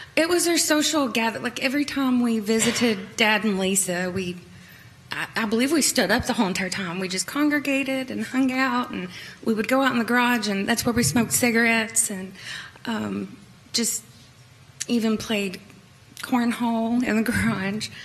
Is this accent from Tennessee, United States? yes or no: yes; Kingsport, Tennessee, United States; moved away as an adult; also born or lived in upstate New York; now in New York, United States; I'm from Kingsport, Tennessee. Um, born and raised.